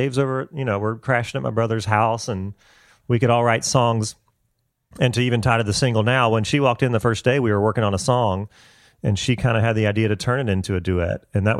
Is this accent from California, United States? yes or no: no; Augusta, Georgia, United States; moved away as an adult; now in Nashville, United States; Charles and I grew up together in Augusta, Georgia